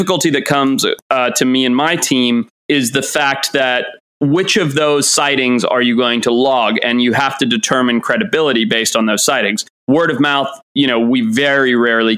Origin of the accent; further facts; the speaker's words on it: Zimbabwe; moved away; I grew up in Zimbabwe